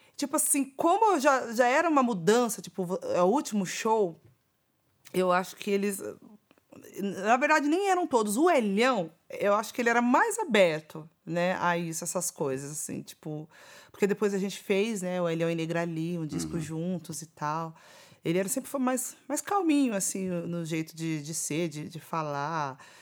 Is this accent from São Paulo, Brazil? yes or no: yes; São Paulo, Brazil; Que é um lugar onde eu nasci, cresci, vivi muitas coisas lá